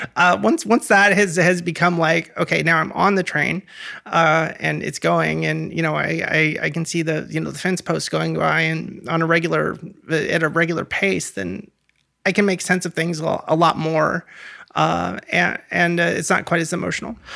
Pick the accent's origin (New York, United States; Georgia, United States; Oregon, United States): Oregon, United States; Portland; moved away as an adult; also born or lived in Los Angeles / Gresham; Portland, Oregon is, is my hometown